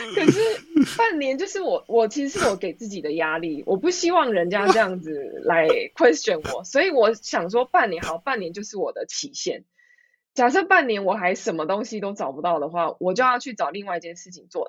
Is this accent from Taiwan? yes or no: yes; Taiwan; moved away as an adult; now in Sweden; 我从台湾来嘛，我完全没有国外的经验